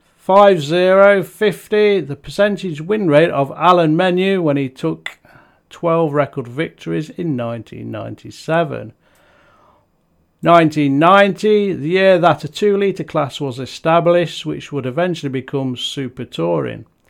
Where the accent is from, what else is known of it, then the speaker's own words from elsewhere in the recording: Nottingham, East Midlands, United Kingdom; Nottingham city centre, my home town